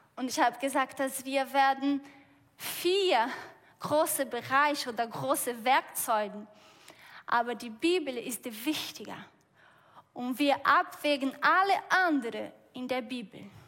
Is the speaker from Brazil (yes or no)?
yes; Brazil; German is a second language; moved away; Ich komme aus Brasilien